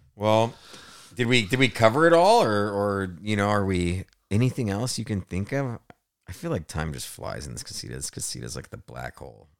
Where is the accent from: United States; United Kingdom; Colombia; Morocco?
United States; Laguna Hills, California; also born or lived in San Diego; I grew up in Laguna Hills